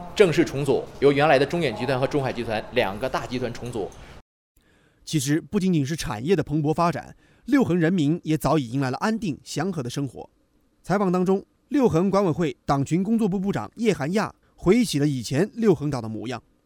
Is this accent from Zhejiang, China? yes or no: yes; Zhoushan, Zhejiang, China; 建设舟山，把我们家乡，把自己生活搞搞很好。